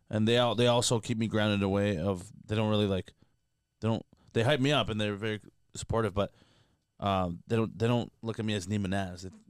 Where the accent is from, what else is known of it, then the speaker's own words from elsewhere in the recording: Canada; I'm Canadian.